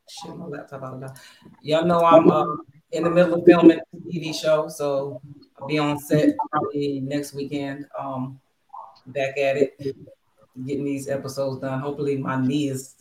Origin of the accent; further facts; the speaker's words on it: Bristol, Pennsylvania, United States; my hometown, Bristol, Pennsylvania